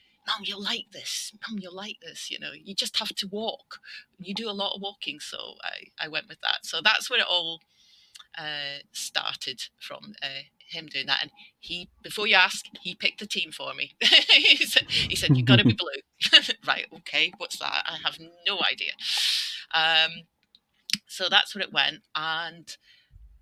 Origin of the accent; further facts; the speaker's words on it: Scotland, United Kingdom; also born or lived in north of England; now in England, United Kingdom; I'm Scottish, living in the north of England. Exiled there